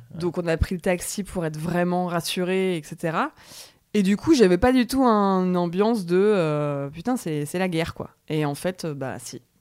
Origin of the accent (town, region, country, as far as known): France